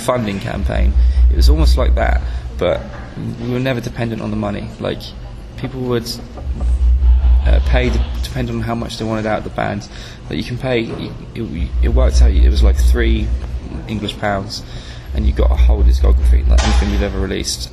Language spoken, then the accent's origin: English; south coast of England, United Kingdom; From the south coast of England, sort of scattered about